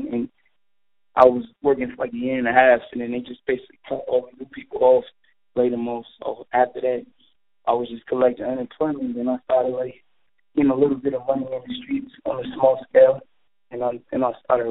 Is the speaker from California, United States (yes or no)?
no; New York City, New York, United States; I'm from Brooklyn, New York.